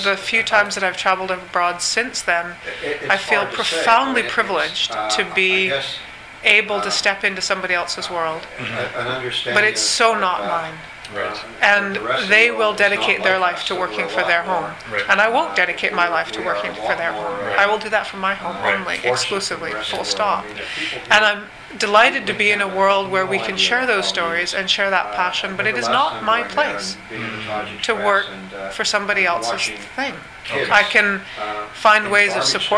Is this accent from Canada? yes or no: yes; Cortes Island, British Columbia, Canada; also born or lived in Indonesia